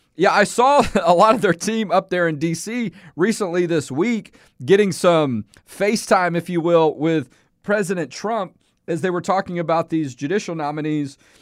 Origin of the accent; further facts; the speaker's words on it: Houston, Texas, United States; Y'all know I'm from Houston, okay? If you, if you listen to the show, you know, born and raised there.